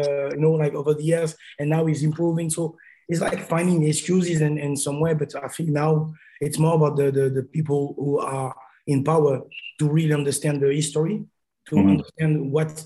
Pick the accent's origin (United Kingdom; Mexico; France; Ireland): France; Paris, Île-de-France; born or raised there; moved away